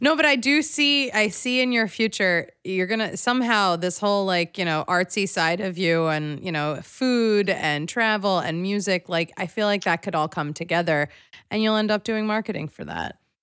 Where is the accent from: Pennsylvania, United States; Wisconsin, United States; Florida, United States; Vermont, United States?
Pennsylvania, United States; Philadelphia; I'm from Philadelphia